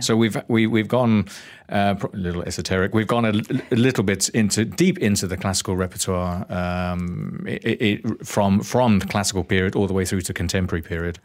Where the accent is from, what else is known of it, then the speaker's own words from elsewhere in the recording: Northampton, East Midlands, United Kingdom; now in Malaysia; growing up in Northampton